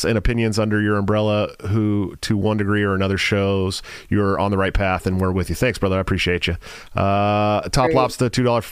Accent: California, United States; moved away; Born and raised in the People's Republic of California

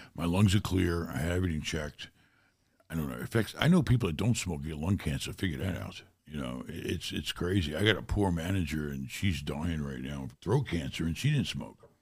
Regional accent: New York City, New York, United States; moved away as an adult; also born or lived in Germany; growing up in New York City was very tough

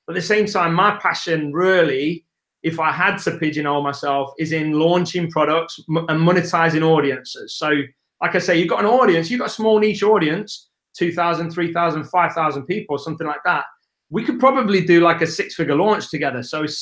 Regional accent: England, United Kingdom; accent: English; It's my English accent

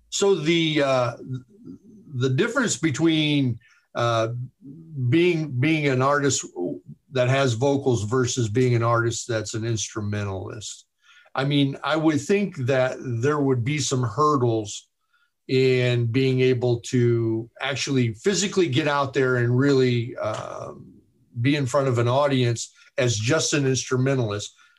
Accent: Chicago, Illinois, United States; I'm from Chicago

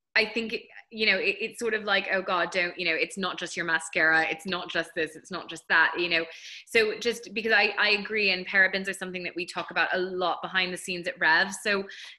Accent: United States; I'm from the States

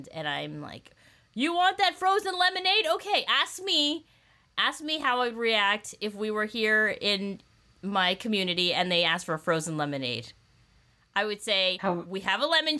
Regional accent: Southern California, United States; my childhood at Disneyland growing up in Southern California

